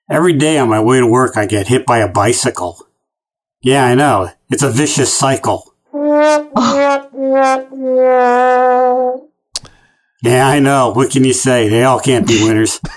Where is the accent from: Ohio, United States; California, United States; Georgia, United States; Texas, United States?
Ohio, United States; Northeast; I grew up in Ohio, Northeast Ohio, which was known as the snow belt up there.